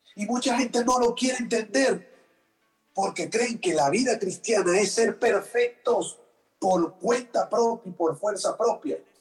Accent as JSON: {"language": "Spanish", "country": "Venezuela", "said": "yo soy venezolano, que los venezolanos comemos arepa y cachapa"}